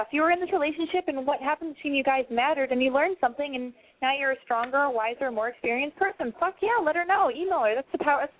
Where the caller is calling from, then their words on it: Connecticut, United States; I'm calling from Connecticut.